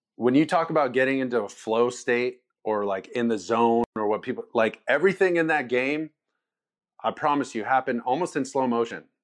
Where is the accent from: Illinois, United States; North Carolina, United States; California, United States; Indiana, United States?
California, United States; Orange County; I'm obviously from Orange County